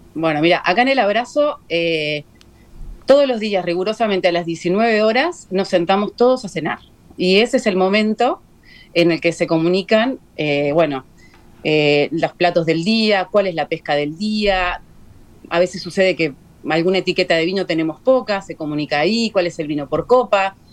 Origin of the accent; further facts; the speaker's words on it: Uruguay; mayormente somos, somos uruguayos. Somos uruguayos